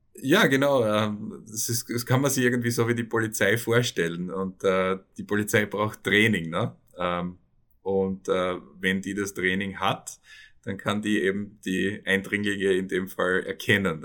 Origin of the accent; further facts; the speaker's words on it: on the Carinthian border, Styria, Austria; moved away as an adult; also born or lived in Köflach / Vienna; now in New York, United States; Ich bin auch Steirer, ich bin auf der Backe aufgewachsen, also an der Kärntner Grenze eigentlich, hart an der Grenze